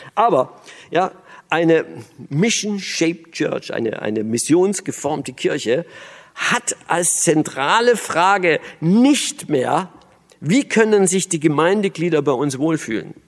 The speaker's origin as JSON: {"language": "German", "region": "Berlin", "country": "Germany", "also_born_or_lived": "East Germany (GDR)", "said": "ich bin ja Berliner"}